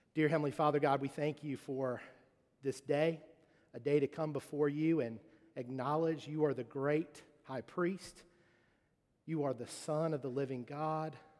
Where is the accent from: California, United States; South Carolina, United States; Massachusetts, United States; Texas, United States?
South Carolina, United States; Charleston; moved away; also born or lived in Mississippi; Growing up in Charleston, um, I, uh, I, I played football.